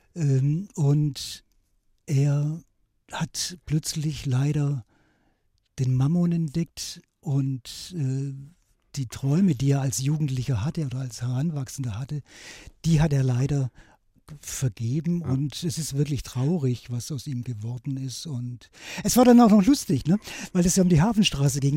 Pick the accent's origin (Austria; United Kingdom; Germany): Germany; Swabian Jura, Baden-Württemberg; mein Vater war ein letzter Bahnhofsvorsteher von meinem Heimatort auf der Schwäbischen Alb